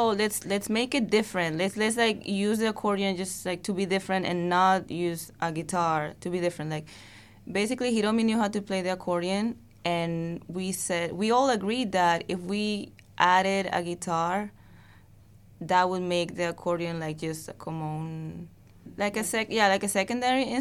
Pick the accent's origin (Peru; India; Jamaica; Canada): Peru; English is a second language; now in Queens, New York, United States; I live in Queens. I migrated, you know, from Peru